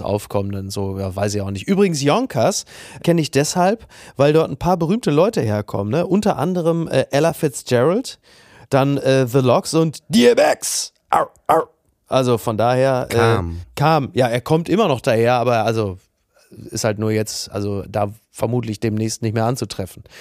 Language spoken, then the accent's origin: German; Castrop-Rauxel, North Rhine-Westphalia, Germany; in meiner Heimatstadt Kassel-Brauxel